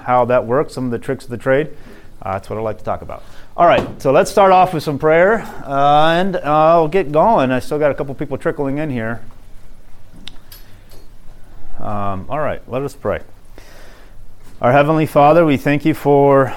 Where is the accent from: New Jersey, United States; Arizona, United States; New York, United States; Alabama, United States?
Arizona, United States; moved away; I'm from Arizona originally, and now I'm back in Arizona